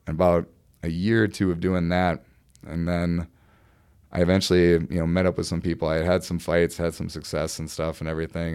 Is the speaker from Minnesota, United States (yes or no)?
yes; Mankato, Minnesota, United States; now in Burnsville, United States; I'm from Mankato, you know, town about, you know, forty, fifty thousand people